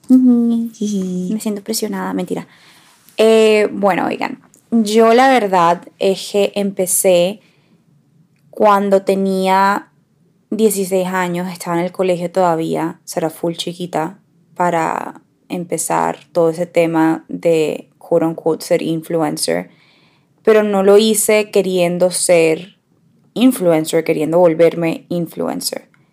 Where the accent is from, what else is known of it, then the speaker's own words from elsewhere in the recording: Barranquilla, Atlántico, Colombia; Nosotras crecimos en Barranquilla